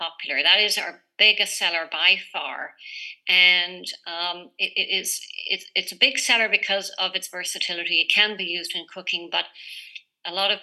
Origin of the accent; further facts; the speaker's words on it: Ireland; moved away; also born or lived in Canada; So I was born and raised in Ireland, but went and lived in Canada for 29 years.